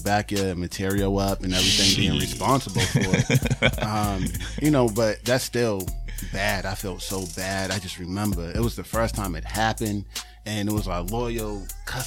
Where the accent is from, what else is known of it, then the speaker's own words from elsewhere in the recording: Boston, Massachusetts, United States; I'm from Roxbury